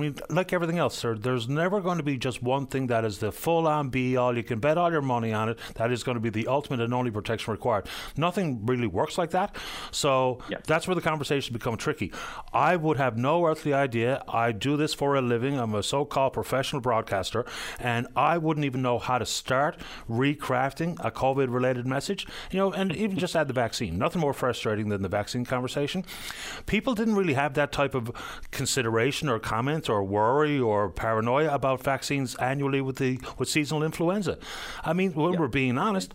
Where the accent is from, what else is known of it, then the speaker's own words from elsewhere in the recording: Ireland; now in Newfoundland, Canada; I can tell you as an Irish person